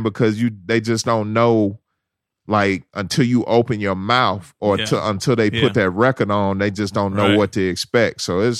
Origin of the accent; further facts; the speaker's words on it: Memphis, Tennessee, United States; now in Atlanta, United States; nobody believes I'm from Memphis, Tennessee, man. I pull my license out more times than I need to assure people that I was born and raised in Memphis. I caught the hip-hop bug in Memphis